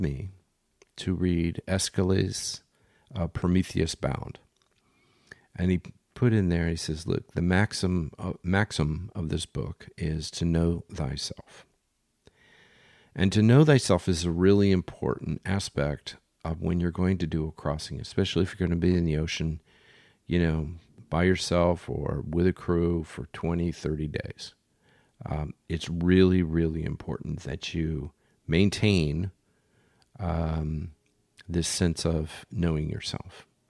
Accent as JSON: {"language": "English", "town": "Philadelphia", "region": "Pennsylvania", "country": "United States", "tie": "born or raised there", "also_born_or_lived": "Bay Village, Ohio", "moved": "yes", "said": "I grew up in Philly, and, um, we don't do shy in Philly"}